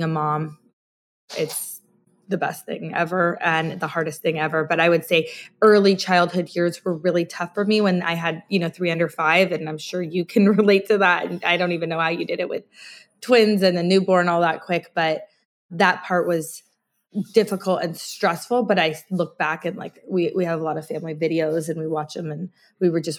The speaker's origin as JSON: {"language": "English", "region": "Scotland", "country": "United Kingdom", "tie": "born or raised there", "moved": "yes", "lives_now": "United States", "said": "I was born in Scotland"}